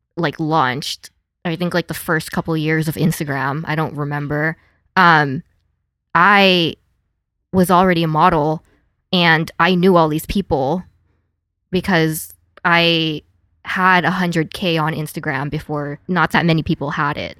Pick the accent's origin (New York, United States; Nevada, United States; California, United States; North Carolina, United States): Nevada, United States; Las Vegas; moved away as an adult; also born or lived in San Diego / Los Angeles; I grew up in Vegas